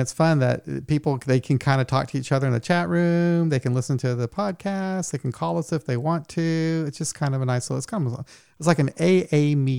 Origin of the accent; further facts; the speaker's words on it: Missouri, United States; I'm from Missouri, too.